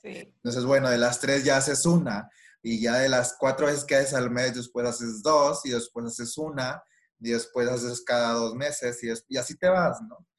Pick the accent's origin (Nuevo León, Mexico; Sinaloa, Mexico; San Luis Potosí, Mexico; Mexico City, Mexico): Nuevo León, Mexico; Monterrey; soy regia